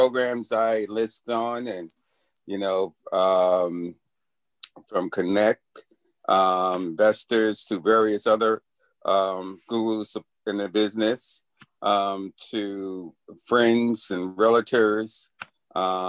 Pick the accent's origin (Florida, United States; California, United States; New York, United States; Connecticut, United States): New York, United States; New York City; also born or lived in Long Island, New York; I grew up in the city in the Bronx, but I live in Long Island